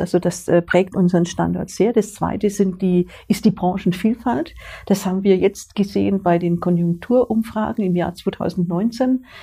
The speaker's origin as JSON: {"language": "German", "region": "Swabia", "country": "Germany", "tie": "born or raised there", "moved": "as an adult", "lives_now": "Upper Franconia, Germany", "said": "ich bin jetzt mittlerweile 40 Jahre in Oberfranken, ich bin eine gebürtige Schwäbin"}